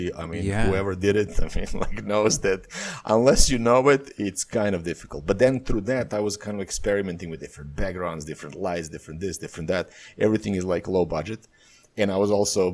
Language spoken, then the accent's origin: English; Serbia; moved away as an adult; also born or lived in Bali, Indonesia; my life fell apart in Serbia